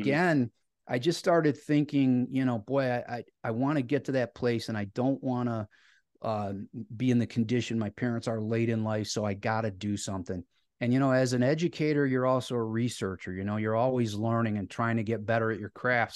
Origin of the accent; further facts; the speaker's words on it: Cleveland, Ohio, United States; I grew up in Northeast Ohio and I still live in a, a suburb of Cleveland, so I'm a, a lifelong Clevelander